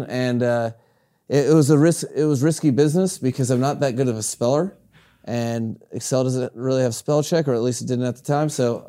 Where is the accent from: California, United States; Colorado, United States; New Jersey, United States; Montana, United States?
Colorado, United States; Greeley; I was raised out west in Greeley, Colorado, which is a cattle country.